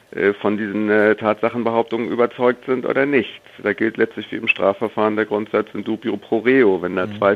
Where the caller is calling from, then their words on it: Hamburg, Germany; Guten Tag da muss ich Sie erstmal korrigieren. Ich bin aus Hamburg und nicht aus, aus